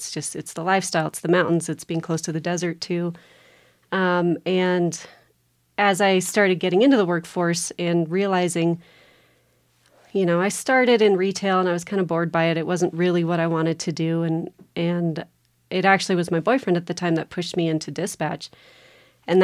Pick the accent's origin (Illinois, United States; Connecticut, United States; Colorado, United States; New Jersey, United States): Colorado, United States; Telluride; My dad was on the fire department. He was on the Placerville Volunteer Fire Department. And so growing up, you know, being part of that firehouse community was a big part of my growing up.